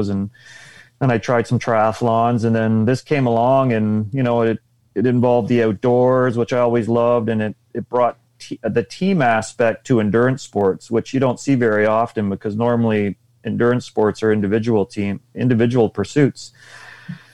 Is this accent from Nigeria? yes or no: no; Unionville, Ontario, Canada; suburbia, Unionville. So just north of Toronto there